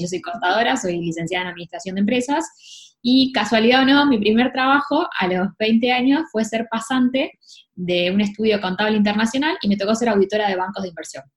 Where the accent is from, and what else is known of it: Argentina